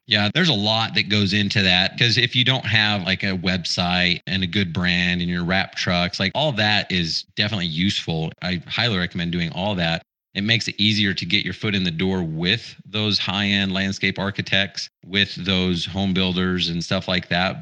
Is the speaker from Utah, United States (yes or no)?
yes; Utah, United States; I grew up in Utah